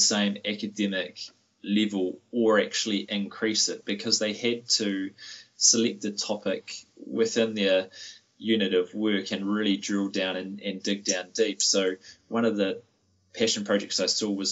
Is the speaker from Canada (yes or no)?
no; New Zealand; we as Kiwi educators